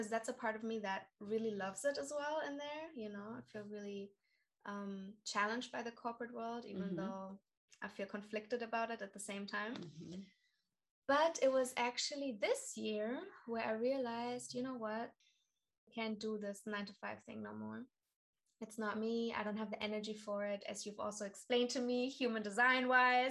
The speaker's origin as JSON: {"language": "English", "town": "Karlsruhe", "region": "Baden-Württemberg", "country": "Germany", "tie": "born or raised there", "moved": "as an adult", "said": "I come from Karlsruhe, mm-hmm. which is in South Germany. I grew up with a lot of American bases around me"}